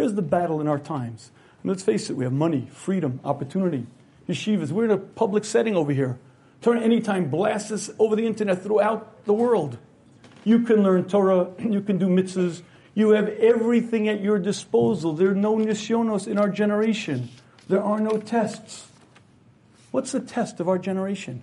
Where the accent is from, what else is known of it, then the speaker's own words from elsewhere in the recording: United States; I grew up in America in the early, I guess the 60s we'll call it